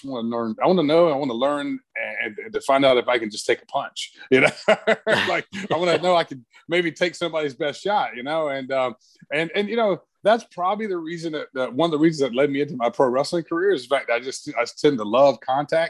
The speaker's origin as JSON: {"language": "English", "town": "Brunswick", "region": "Georgia", "country": "United States", "tie": "born or raised there", "said": "I grew up in Brunswick, Georgia"}